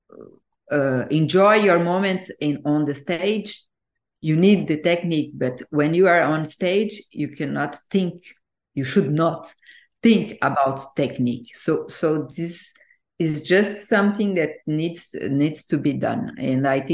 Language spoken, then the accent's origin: English; Brazil; moved away as an adult; also born or lived in Portugal / Egypt / New Zealand; now in France; when I moved from Brazil to Portugal, it was when I finished my university.